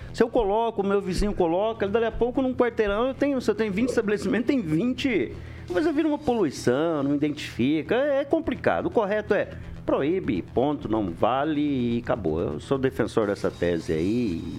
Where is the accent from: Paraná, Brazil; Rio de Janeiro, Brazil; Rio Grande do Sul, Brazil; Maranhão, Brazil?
Paraná, Brazil; Londrina; Nasci lá só pra deixar registrado